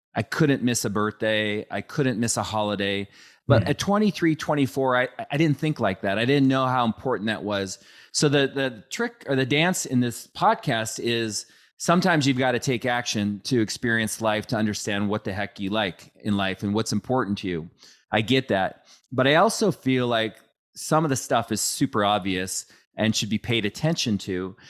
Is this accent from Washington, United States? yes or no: yes; Bridle Trails, Washington, United States; I grew up in Bridal Trails